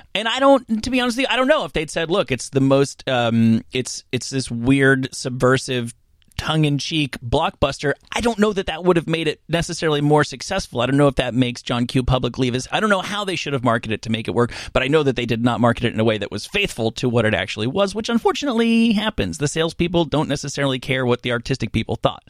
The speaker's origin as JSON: {"language": "English", "town": "Rutherford", "region": "New Jersey", "country": "United States", "said": "I'm from Rutherford, a little bit further down"}